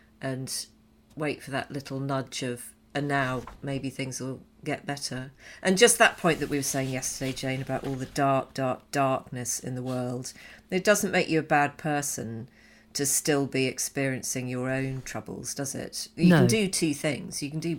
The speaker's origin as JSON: {"language": "English", "country": "United Kingdom", "moved": "yes", "lives_now": "Canada", "said": "As a British guy living in Canada, one of the things I've learned since being this side of the pond"}